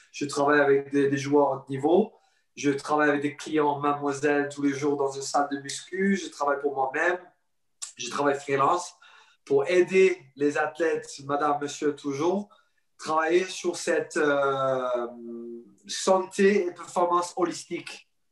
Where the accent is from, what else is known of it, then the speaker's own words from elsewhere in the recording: Sydney, New South Wales, Australia; accent: anglophone; French is a second language; moved away as an adult; now in France; J'ai passé toute ma vie jusqu'à 21 ans en Australie. Euh, Sydney, à bord de la plage. Alors, j'ai grandi euh, sur le côte